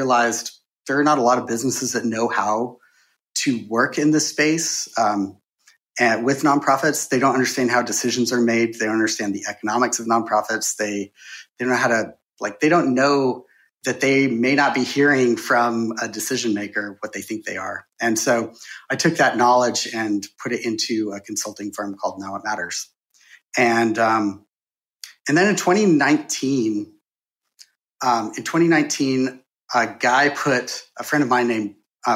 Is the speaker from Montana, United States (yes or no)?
yes; Bozeman, Montana, United States; moved away as an adult; also born or lived in San Francisco; I'm from Montana, and so, like, born, raised in Bozeman, Montana, and I couldn't wait to get out, and now I'm back.